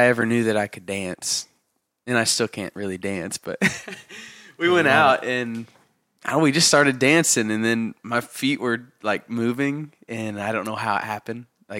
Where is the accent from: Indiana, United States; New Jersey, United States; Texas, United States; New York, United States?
Indiana, United States; we're both from Indiana.